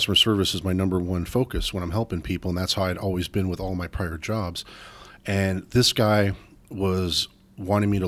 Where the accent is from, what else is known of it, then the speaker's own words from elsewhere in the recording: Arizona, United States; born and raised in Arizona